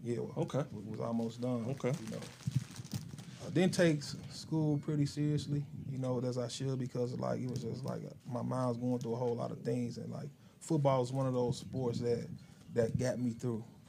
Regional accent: Chicago, Illinois, United States; moved away as an adult; also born or lived in Decatur, Illinois; two years old, I've been raised in Chicago

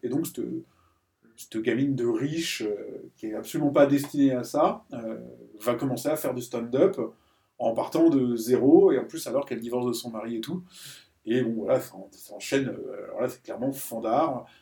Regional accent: France; en tant que français

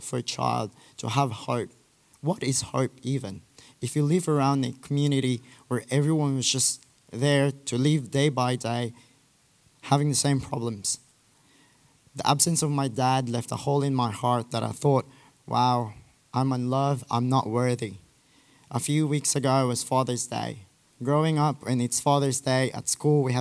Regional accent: Philippines; I'm from the Philippines

